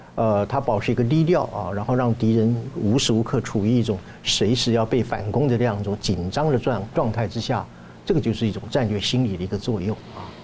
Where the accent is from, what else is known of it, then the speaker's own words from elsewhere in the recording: Taiwan; 对于我们台湾人来讲的话